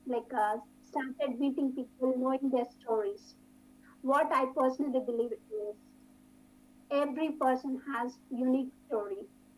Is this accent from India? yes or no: yes; India; first language Telugu; English is a second language; moved away as an adult; now in Texas, United States; I came from India.